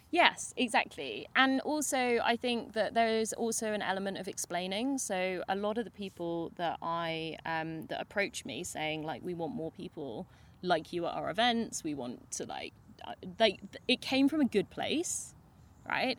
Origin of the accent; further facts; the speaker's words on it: United Kingdom; because we're very British